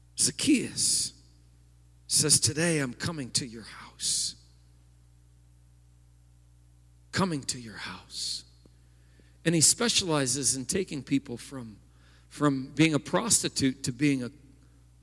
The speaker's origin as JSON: {"language": "English", "town": "East Peoria", "region": "Illinois", "country": "United States", "tie": "born or raised there", "said": "I grew up in East Peoria, and as a boy, we went over that bridge all the time on our way to Peoria."}